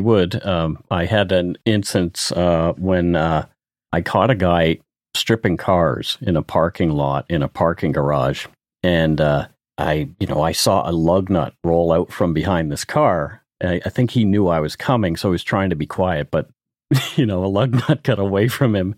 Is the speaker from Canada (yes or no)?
yes; Canada; I'm Canadian